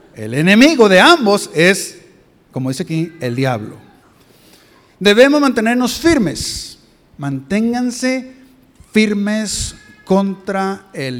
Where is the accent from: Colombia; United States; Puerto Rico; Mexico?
Mexico; moved away; yo soy de México